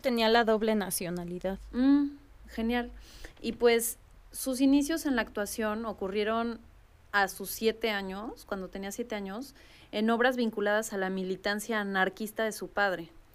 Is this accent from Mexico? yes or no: yes; Mexico; hay varias cosas que podemos no llegar a entender, por lo menos como mexicanos